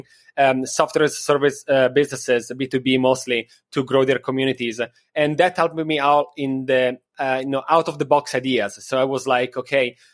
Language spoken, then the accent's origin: English; Milan, Lombardy, Italy; moved away as an adult; also born or lived in Copenhagen, Denmark / Miami Beach, United States; now in New York, United States; Before, I was living in Milano in Italy. That is my city